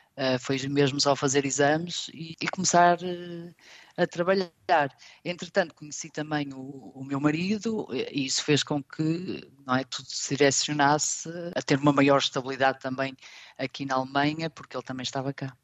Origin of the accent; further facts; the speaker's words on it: Portugal; moved away as an adult; now in Stuttgart, Germany; nós portugueses